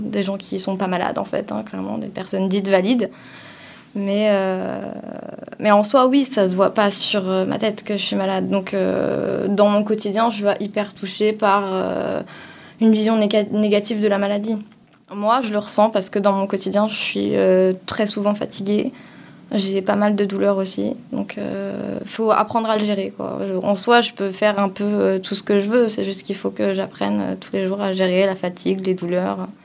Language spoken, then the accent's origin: French; Avignon, Provence-Alpes-Côte d'Azur, France; En vrai, j'ai beaucoup bougé en France, donc euh, mmh. je viens d'Avignon en gros, parce que c'est là où j'ai passé le plus clair de mon temps.